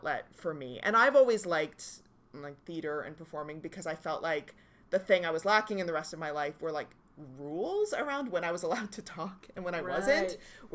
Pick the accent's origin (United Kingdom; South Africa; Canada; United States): Canada; Halifax, Nova Scotia; moved away as an adult; now in Toronto, Canada; I grew up in Halifax